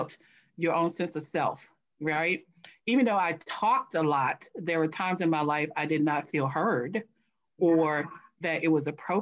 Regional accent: a small town in North Carolina, United States; moved away as an adult; now in Washington, D.C., United States; I was born in Washington, D.C. I was actually raised in a small town in North Carolina.

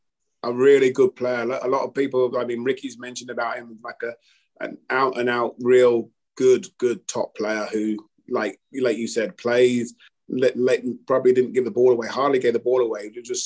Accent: Aylesbury, South East England, United Kingdom; I was from Aylesbury

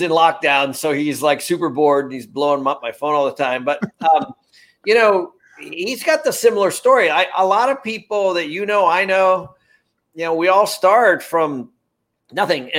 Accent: Everett, Washington, United States; I was born in Everett, Washington

